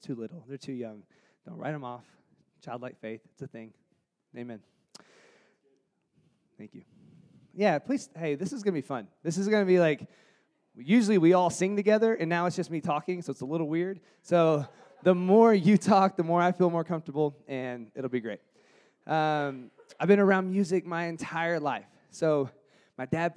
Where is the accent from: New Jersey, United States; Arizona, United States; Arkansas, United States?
Arkansas, United States; Jonesboro; I grew up in Jonesboro, Arkansas, which is the northeast corner of Arkansas near Memphis, Tennessee